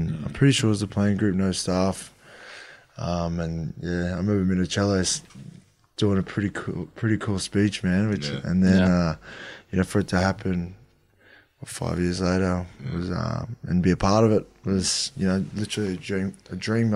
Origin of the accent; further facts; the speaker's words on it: Brisbane, Queensland, Australia; moved away as an adult; also born or lived in Sydney; growing up, being Australian from Queensland, and my dad's Cook Island